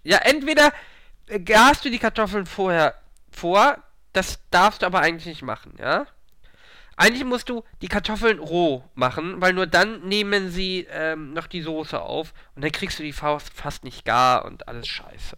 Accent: Hamburg, Germany; Ich bin aus Hamburg

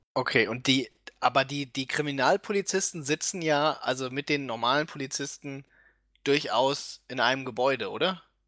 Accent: Germany

